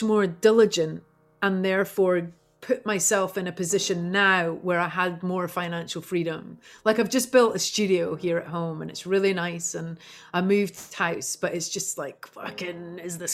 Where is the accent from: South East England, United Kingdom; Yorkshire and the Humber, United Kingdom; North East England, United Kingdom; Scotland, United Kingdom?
Scotland, United Kingdom; St Andrews; moved away as an adult; also born or lived in London; now in Topanga Canyon, United States; I grew up in St. Andrews